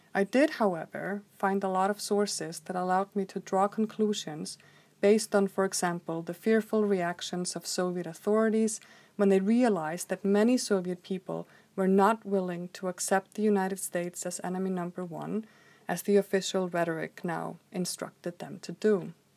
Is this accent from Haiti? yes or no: no; Reykjavik, Capital Region, Iceland; I grew up in Reykjavik, Iceland in the 1980s